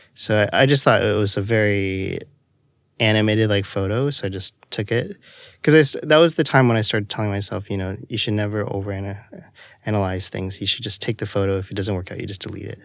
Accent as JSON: {"language": "English", "town": "Toronto", "region": "Ontario", "country": "Canada", "said": "I'm originally from Toronto, Canada."}